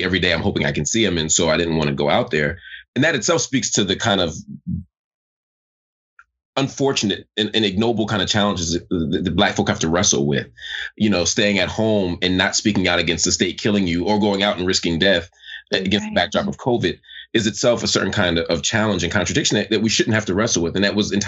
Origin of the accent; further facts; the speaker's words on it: Philadelphia, Pennsylvania, United States; as Philadelphian, as someone whose family was directly connected to that legacy